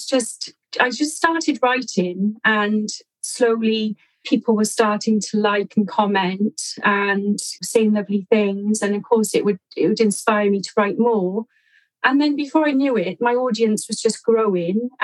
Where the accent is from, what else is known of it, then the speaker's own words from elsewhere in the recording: South Wales, United Kingdom; I've lived in South Wales all my life